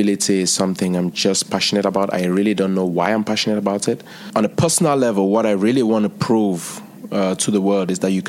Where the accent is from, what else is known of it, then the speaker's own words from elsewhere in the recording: Cameroon; now in India; I'm originally from Cameroon